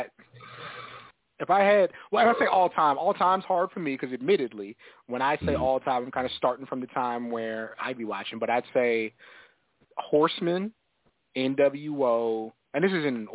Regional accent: Texas, United States; I'm a Texan, but I wasn't in Texas then.

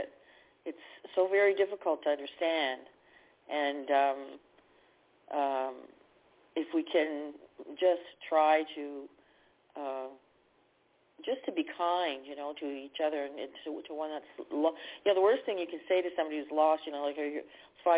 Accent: Canada; I'm from Canada

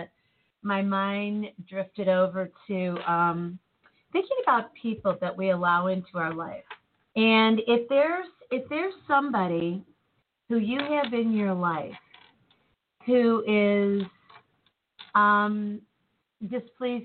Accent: United States; I'm an American

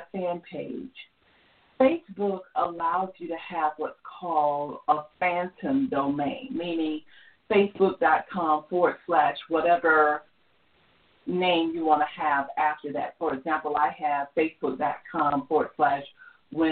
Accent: Georgia, United States; I'm from Georgia

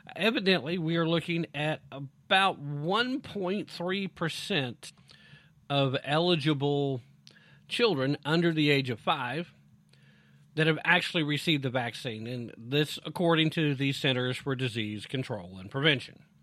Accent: Tennessee, United States; my home state of Tennessee

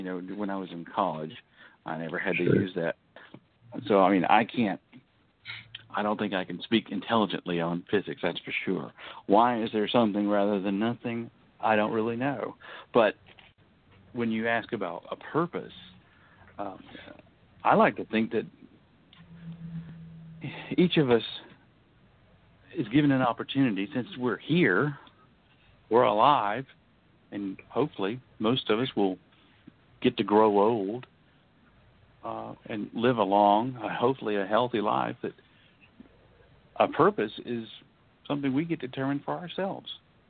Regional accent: United States; I was born, white. I was born male. I'm heterosexual. I'm American and middle class.

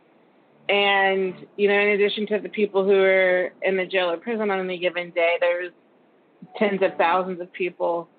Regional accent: Texas, United States; I am from Texas

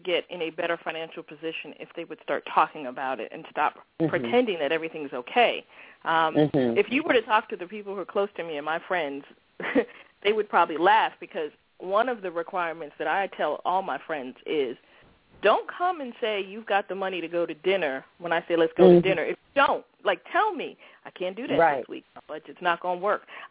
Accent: New York, United States; moved away as an adult; now in Maryland, United States; I grew up in New York, and as I tell people, even though I'm now in the Maryland, D.C. area, I'm still a New Yorker at heart

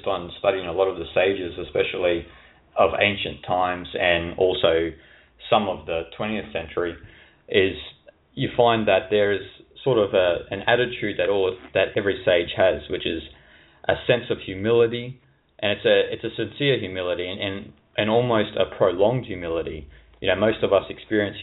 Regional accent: Australia; moved away as an adult; also born or lived in Asia; I grew up in Australia as well, so very conservative culture

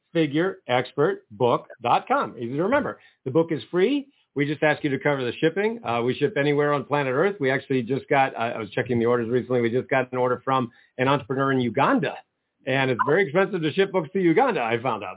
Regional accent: Maine, United States; moved away as an adult; now in Ohio, United States; I'm from Maine

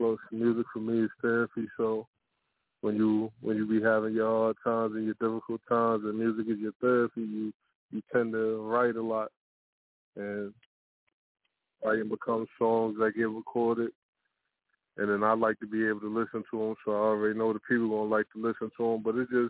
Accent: New York City, New York, United States; also born or lived in Virginia; Was born in Virginia, but I was brought up in Brooklyn, New York.

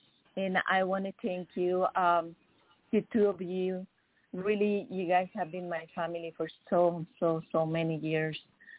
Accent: Mexico; now in Las Vegas, United States; I'm originally from Mexico, and I'm right here in Las Vegas.

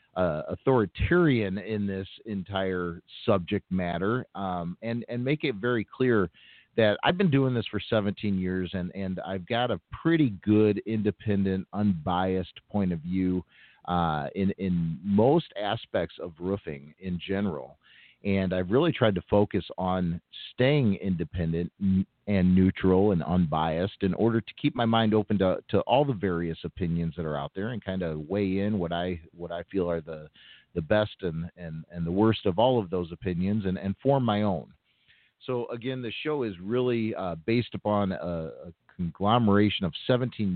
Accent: Chicago, Illinois, United States; I've lived here pretty much my entire life

